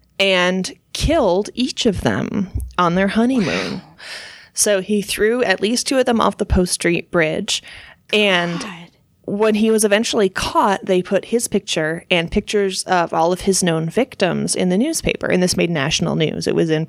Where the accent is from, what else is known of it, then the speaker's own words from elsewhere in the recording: Kansas, United States; born there; No. No, I was born in Kansas, but for many years of our long friendship, Devin thought I was born in New York